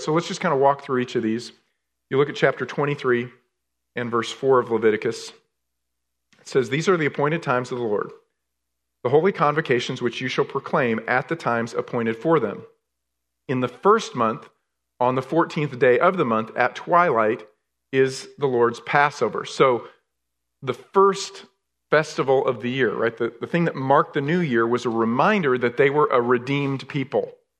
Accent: New York, United States; moved away; I was raised in New York, right? So I love the cold weather

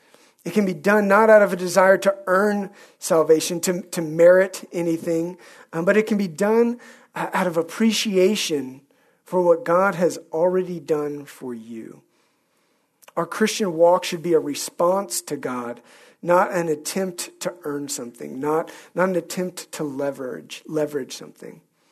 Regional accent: Scotland, United Kingdom; at no point did I ever undo the fact that I'm a Scot. I've always been a Scot. I always will be a Scot.

